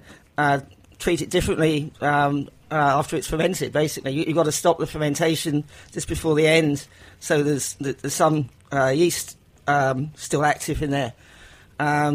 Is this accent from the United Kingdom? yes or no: yes; England, United Kingdom; accent: English; I'm English.